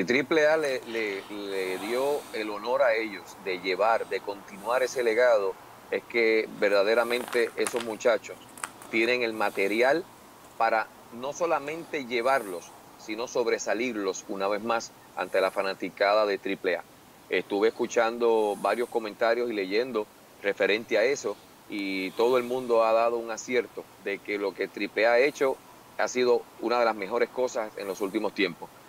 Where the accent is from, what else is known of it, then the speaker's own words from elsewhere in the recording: Puerto Rico; yo como, como, puertorriqueño